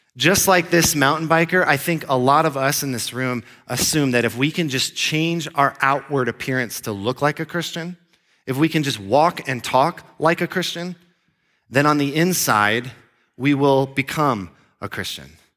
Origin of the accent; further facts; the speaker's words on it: Florida, United States; moved away as an adult; also born or lived in Grand Junction, Colorado; I grew up in Florida.